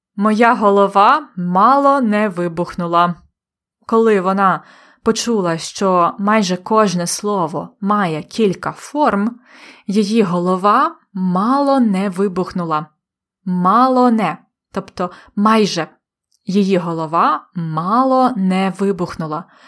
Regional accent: Polonne, Khmelnytskyi Oblast, Ukraine; Моє рідне місто полонне на Хмельниччині

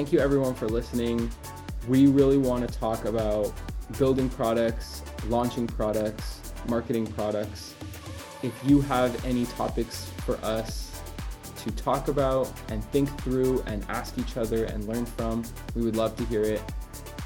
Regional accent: Canada; I'm Canadian

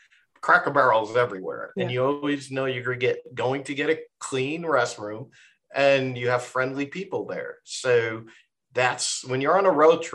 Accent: New York City, New York, United States; now in Georgia, United States; And now I'm from Brooklyn, New York

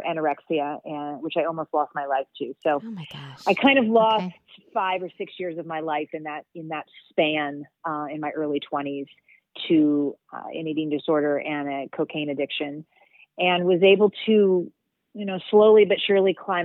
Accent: Kentucky, United States; moved away as an adult; also born or lived in Philadelphia / New York City; I grew up in Kentucky. So I grew up in the South

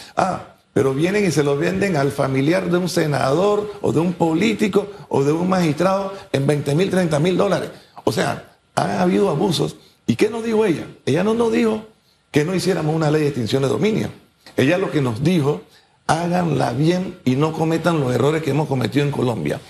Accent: Panama; Yo, como panameño

